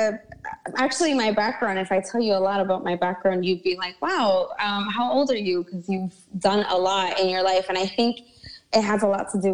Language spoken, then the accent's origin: English; New York City, New York, United States; also born or lived in Hoboken, New Jersey; I was actually raised in Brooklyn, New York. I was born in Hoboken, New Jersey, across the river